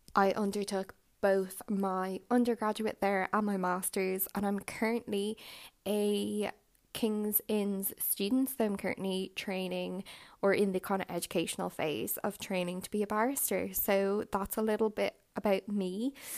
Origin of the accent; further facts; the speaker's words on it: Ireland; I hail from Ireland.